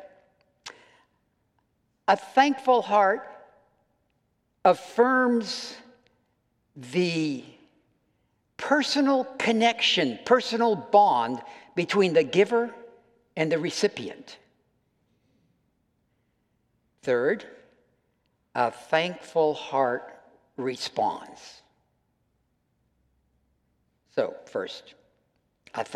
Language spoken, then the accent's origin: English; United States; I'm an American